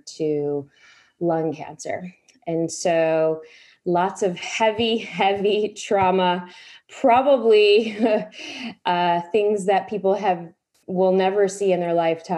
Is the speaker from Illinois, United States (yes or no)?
yes; Chicago, Illinois, United States; I was born and raised in Chicago to immigrant parents